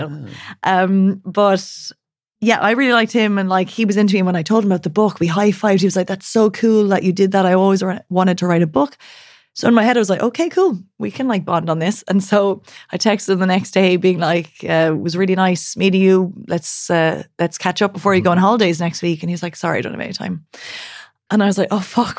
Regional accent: Ireland; accent: Irish; now in Berlin, Germany; There's my Irish accent

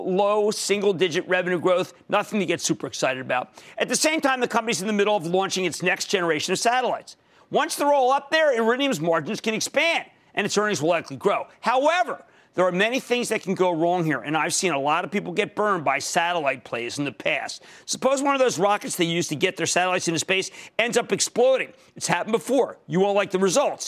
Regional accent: Pennsylvania, United States; my home state of Pennsylvania

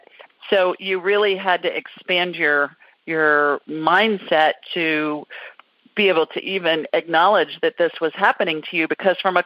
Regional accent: Columbus, Ohio, United States; City of my birth

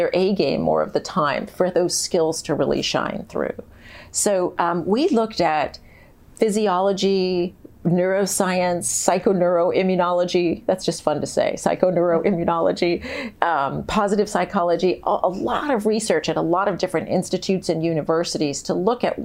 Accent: San Diego, California, United States; moved away; I grew up in San Diego where there's no snow

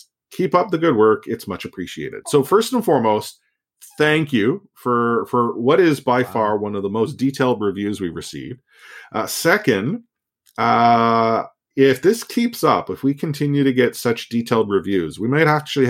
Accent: Austria; English is a second language; also born or lived in Vancouver; While I am from Austria, I spent half a year during high school in Vancouver and learned to love the city and local culture.

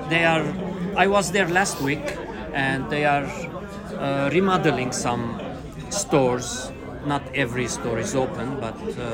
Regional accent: Beirut, Beirut Governorate, Lebanon; now in Los Angeles, United States; from originally Beirut, Lebanon, but now I live in Los Angeles.

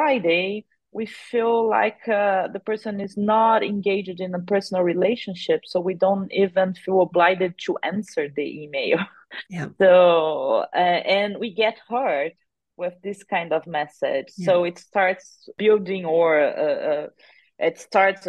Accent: Brazil; accent: countryside accent; also born or lived in France; I'm an interculturalist from Brazil. I've been in the field for 20 years now, coming from the countryside of Brazil, suffered some linguistic bullying because of my countryside accent.

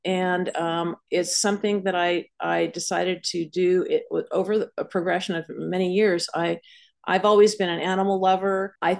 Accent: San Anselmo, California, United States; moved away as an adult; also born or lived in New York City; now in Montclair, United States; I am born and raised in Marin County, California, in San Anselmo.

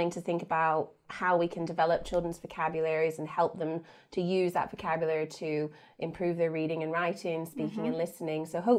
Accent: Florida, United States; So obviously I grew up in America. I grew up in Florida, in South Florida, mm-hmm. very hot and sunny.

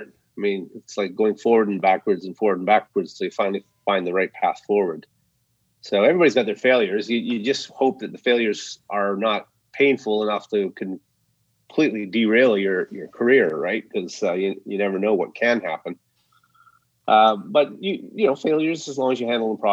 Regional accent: Saskatchewan, Canada; moved away; out to Saskatchewan, where I actually grew up, where the pig farm was, and where I had lots of relatives

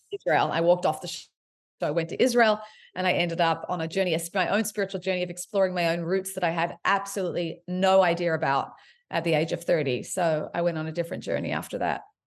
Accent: Sydney, New South Wales, Australia; also born or lived in Montreal, Quebec, Canada; I was raised in Sydney, Australia, and, uh, but I was born in Montreal, Quebec.

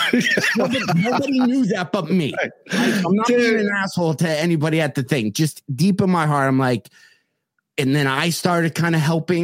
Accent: South Lyon, Michigan, United States; when I worked at Colonial Market in South Lyon

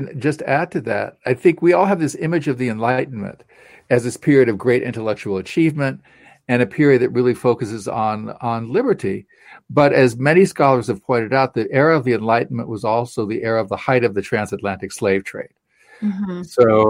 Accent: United States; my background as an American

